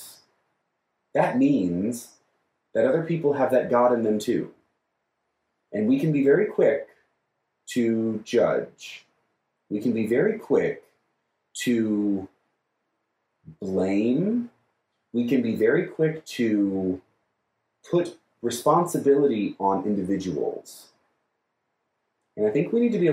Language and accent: English; United States; We are American Christians